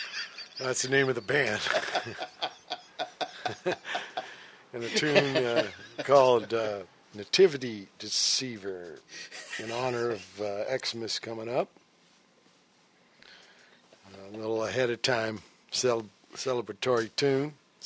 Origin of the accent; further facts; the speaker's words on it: Virginia, United States; born there; They wanted to know why I was born in Virginia.